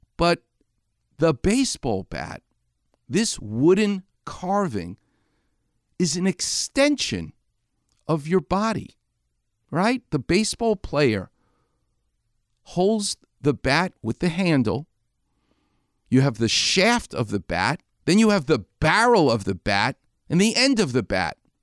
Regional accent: New York, United States; moved away; I'm from New York

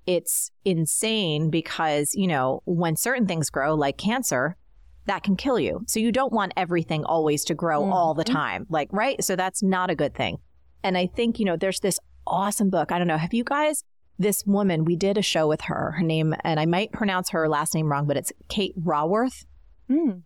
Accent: New Jersey, United States; growing up in New Jersey, um, I was in the suburbs

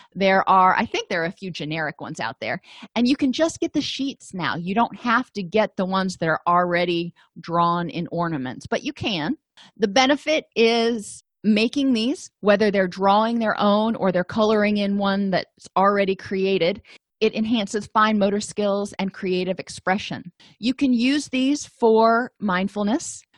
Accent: Florida, United States; I grew up in Florida

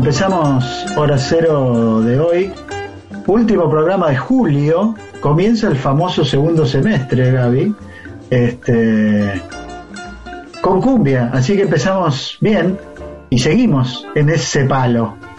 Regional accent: interior of Buenos Aires Province, Argentina; cuando yo era un niño que me crié en una ciudad del interior de la provincia de Buenos Aires, como La Barría

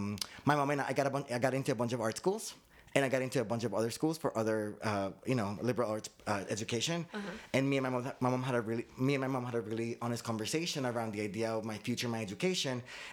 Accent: Medellín, Antioquia, Colombia; also born or lived in Boston / Miami / Fort Lauderdale; now in United States; I'm Colombian. I mean, my parents are Colombian. I was born in Boston, but I grew up between Medellin and Miami.

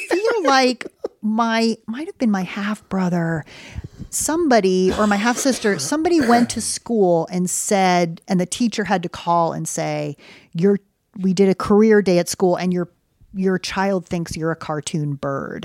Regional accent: United States; also born or lived in Connecticut / New York City; I grew up in Connecticut in New York City

